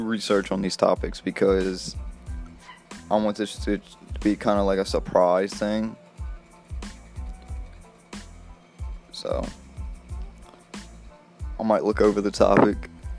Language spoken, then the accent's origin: English; Mississippi, United States; also born or lived in Slidell, Louisiana; From Mississippi